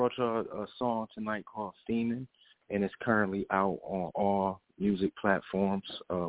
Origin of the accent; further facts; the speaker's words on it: Michigan, United States; moved away; I'm originally from Michigan.